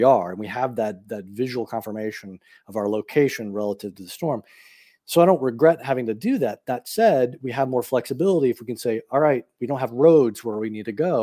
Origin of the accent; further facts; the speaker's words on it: Austin, Texas, United States; Austin, where I'm from, Austin, Texas.